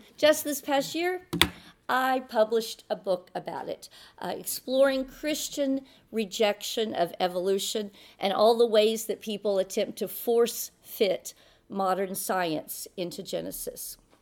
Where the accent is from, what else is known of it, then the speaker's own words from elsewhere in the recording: Texas, United States; Texas, my home state